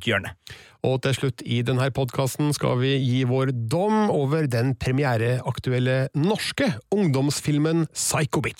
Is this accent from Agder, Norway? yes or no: no; Stjørdal, Trøndelag, Norway; det var en bygdekino i Stjørdal, der jeg kommer fra, litt utafor sentrum.